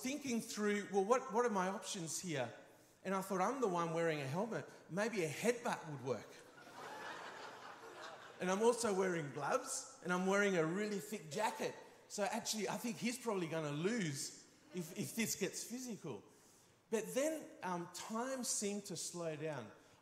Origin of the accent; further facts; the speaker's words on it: Spain; growing up in Spain, being a very physical culture